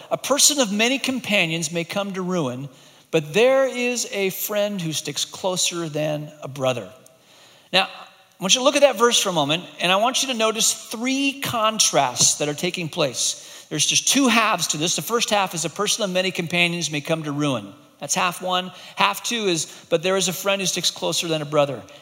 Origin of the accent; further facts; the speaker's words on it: Hong Kong; many years ago, when I was growing up in Hong Kong, my brother and I would come back from boarding school